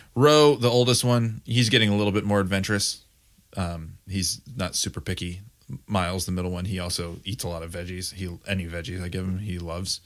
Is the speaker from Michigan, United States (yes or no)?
yes; Grand Rapids, Michigan, United States; moved away; I grew up in Grand Rapids, Michigan